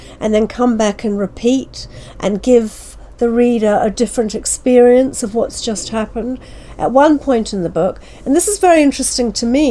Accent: New Zealand; moved away; I was born and brought up in New Zealand. My father's family are from that part of the world

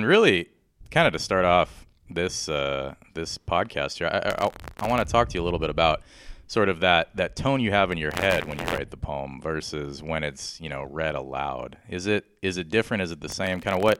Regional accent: San Jose, California, United States; I grew up in San Jose, kind of in the south part, in the Almaden area

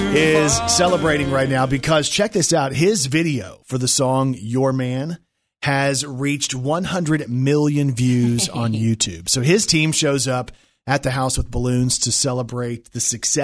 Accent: Georgia, United States; Rhino was a friend I grew up with in Georgia. He was a bouncer at our favorite bar in Macon when he was 18

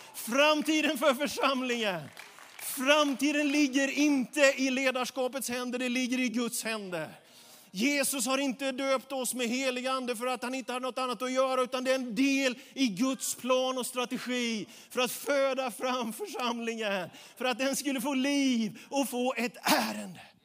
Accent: Småland, Sweden; jag är smålänning jag också

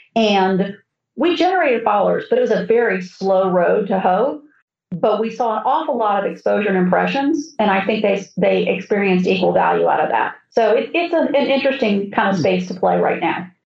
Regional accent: South Florida, United States; when I grew up in South Florida, the Braves were still playing in West Palm Beach

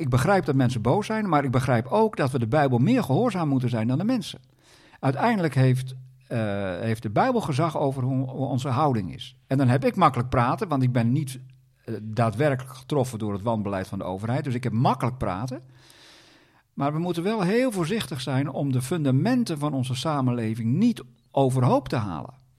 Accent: Groningen, Netherlands; Ik ben zelf een Groninger

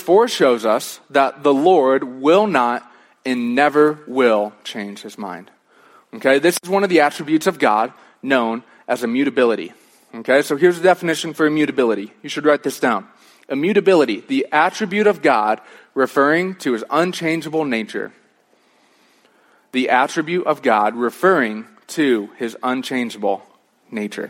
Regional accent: Michigan, United States; moved away as an adult; also born or lived in Chicago; now in Colorado, United States; when I was growing up in Michigan, I was a Detroit Lions fan

